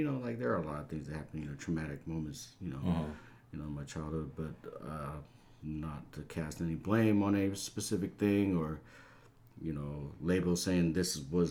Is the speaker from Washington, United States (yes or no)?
yes; Tacoma, Washington, United States; also born or lived in Cambodia; I grew up in Tacoma, Washington